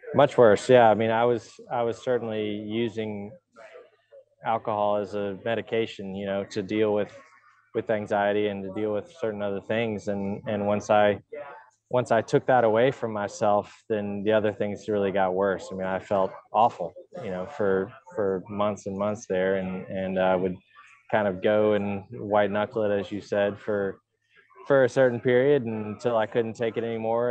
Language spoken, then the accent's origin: English; Woodstock, Georgia, United States; growing up in Georgia